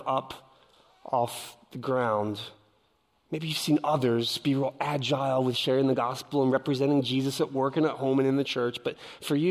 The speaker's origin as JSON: {"language": "English", "town": "Philadelphia", "region": "Pennsylvania", "country": "United States", "said": "I'm from Philadelphia, the concrete jungle."}